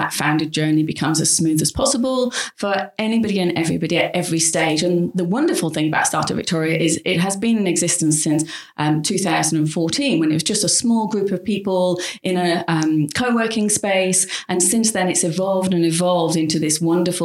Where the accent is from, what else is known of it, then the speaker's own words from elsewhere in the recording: Yorkshire and the Humber, United Kingdom; now in Australia; I grew up in a small village in West Yorkshire.